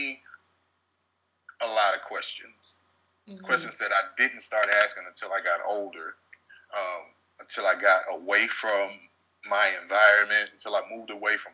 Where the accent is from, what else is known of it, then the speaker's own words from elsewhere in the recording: Hope, United States; I'm from Hope. Y'all got to understand, I'm country and I'm a little hood.